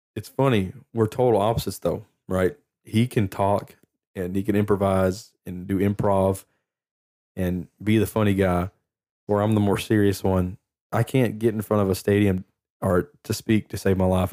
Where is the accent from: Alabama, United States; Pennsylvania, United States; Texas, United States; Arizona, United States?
Texas, United States; Lufkin; I'm from Lufkin